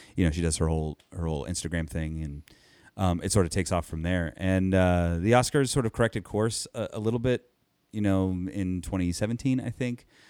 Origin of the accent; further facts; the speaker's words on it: Anaheim, California, United States; I'm from Anaheim. It's my Anaheim team